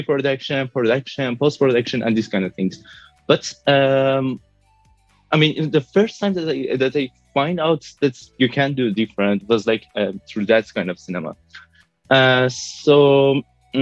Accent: Tehran, Tehran Province, Iran; moved away as an adult; now in Brussels, Belgium; I was born in Tehran, but I'm living in Brussels

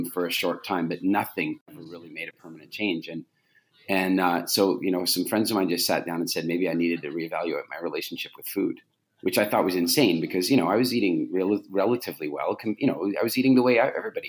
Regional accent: Canada; I grew up in Canada

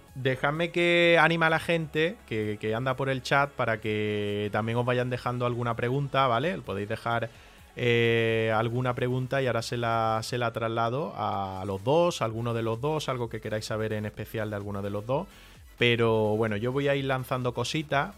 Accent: Granada, Andalusia, Spain; accent: southern; estamos en Granada, que somos de Granada

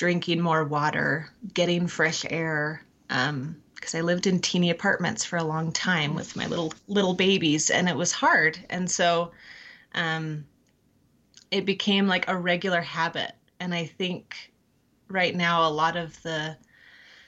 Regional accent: California, United States; moved away as an adult; I grew up in California and met my husband at college

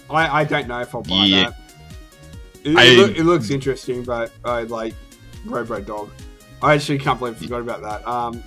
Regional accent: Australia; my home country of Australia

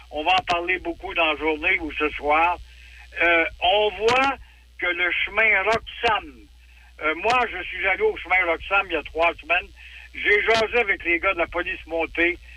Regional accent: Quebec, Canada; moi, je suis un bon Québécois, mais il veut charcuter la loi 101.

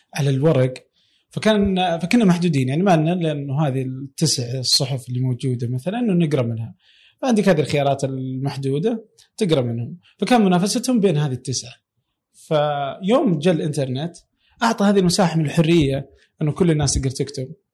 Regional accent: Saudi Arabia; عندنا في السعوديه

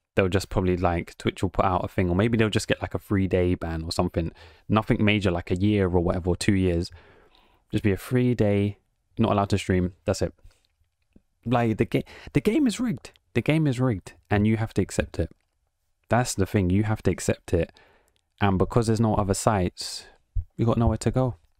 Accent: England, United Kingdom; accent: British; I'm just from England

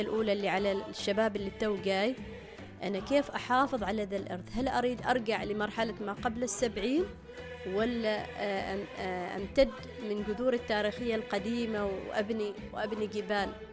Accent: Oman; أنا عمانية

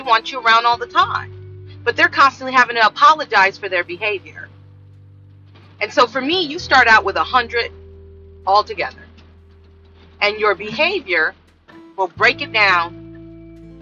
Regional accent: California, United States; I grew up with in California

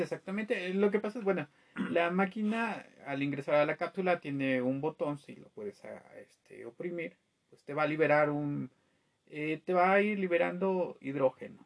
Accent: Mexico; nosotros como mexicanos

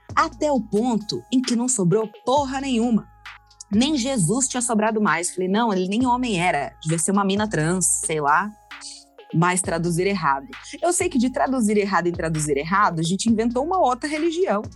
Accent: Londrina, Paraná, Brazil; A gente foi criado todo mundo em Londrina

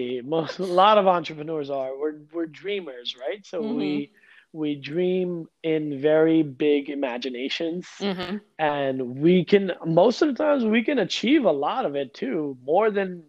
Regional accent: Kuwait; also born or lived in India; I was born in India. I was living in a Muslim country in Kuwait. We used to go to India once a year in the winter for a winter vacation.

